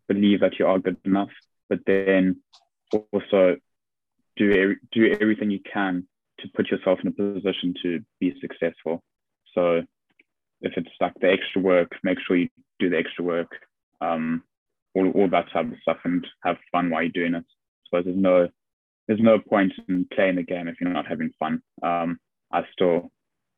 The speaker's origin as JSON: {"language": "English", "country": "South Africa", "moved": "yes", "lives_now": "England", "said": "being South African"}